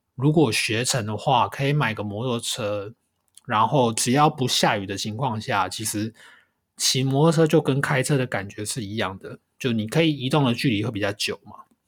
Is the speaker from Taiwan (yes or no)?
yes; Taiwan; moved away as an adult; now in Kanagawa, Japan; 欢迎回到这个礼拜的神奈川台湾郎，